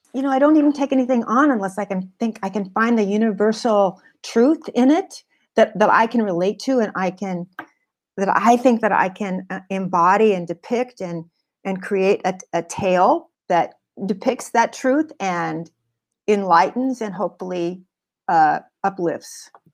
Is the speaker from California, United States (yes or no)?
yes; California, United States; I wasn't fr, from New York, and I came from California